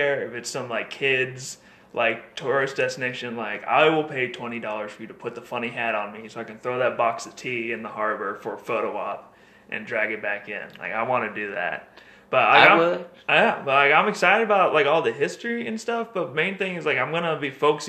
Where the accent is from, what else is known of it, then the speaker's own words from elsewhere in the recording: Fort Calhoun, Nebraska, United States; also born or lived in Memphis, Tennessee / Iowa / Blair, Nebraska; I grew up in Fort Calhoun, that's where I went to high school with, all school, all the way through, so that's where I'm from